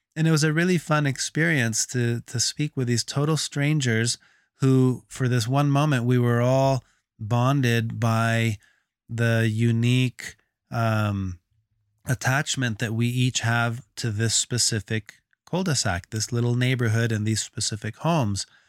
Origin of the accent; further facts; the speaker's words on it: Texas, United States; moved away; I grew up in Texas